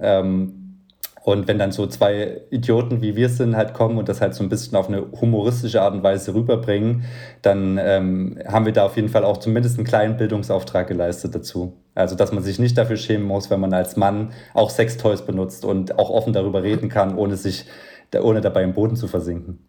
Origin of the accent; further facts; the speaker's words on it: Leipzig, Saxony, Germany; also born or lived in Berlin; als äh, Leipziger ähm, mit einem Leipziger Möbelunternehmen